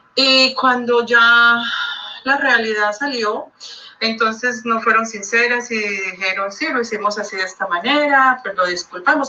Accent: Colombia; now in Miami, United States; yo soy colombiana

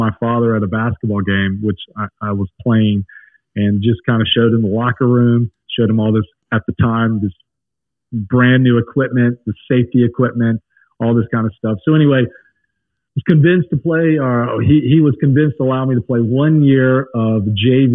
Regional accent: Lake Wylie, South Carolina, United States; also born or lived in St. Louis, Missouri; now in North Carolina, United States; grew up across the border, went to South Carolina schools

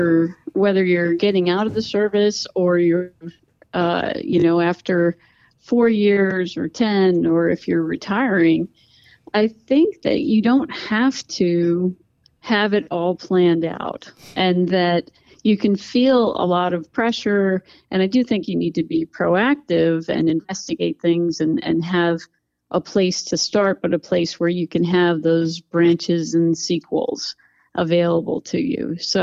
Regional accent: Pennsylvania, United States; moved away as an adult; also born or lived in Montana; I'm from Pennsylvania. I'm very proud

